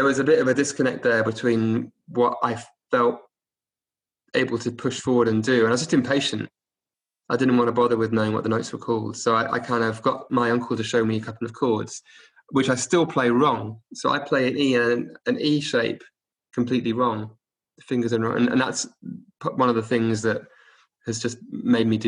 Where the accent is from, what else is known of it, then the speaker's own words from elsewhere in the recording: Oxford, South East England, United Kingdom; also born or lived in Cardiff; I was born in Cardiff, but I grew up in Oxford from the age of one, like 18 months